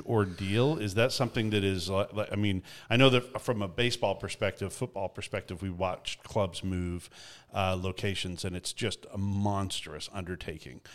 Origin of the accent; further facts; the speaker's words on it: Canada; as a Canadian